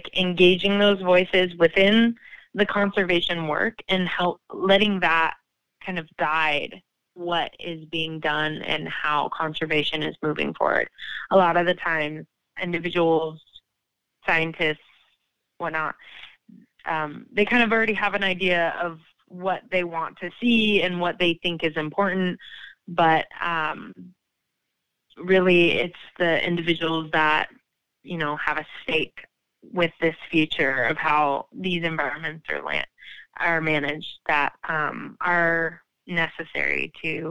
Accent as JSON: {"language": "English", "region": "Pacific Northwest", "country": "United States", "tie": "born or raised there", "moved": "yes", "said": "I was raised in the Pacific Northwest"}